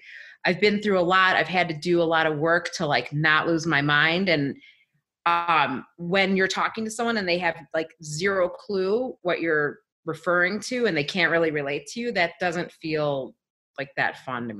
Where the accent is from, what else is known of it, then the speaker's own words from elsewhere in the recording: Chicago, Illinois, United States; moved away; also born or lived in California / Colorado; I'm from Chicago